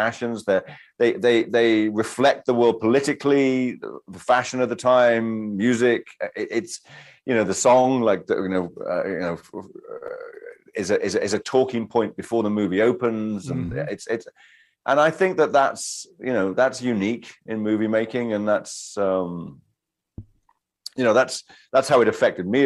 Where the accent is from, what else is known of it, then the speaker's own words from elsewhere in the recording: United Kingdom; I'm British.